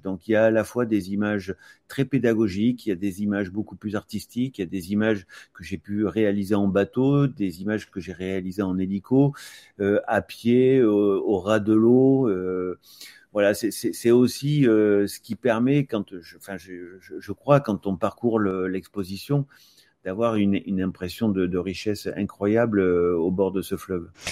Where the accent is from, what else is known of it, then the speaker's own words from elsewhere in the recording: Aix-en-Provence, Provence-Alpes-Côte d'Azur, France; je suis d'Aix-en-Provence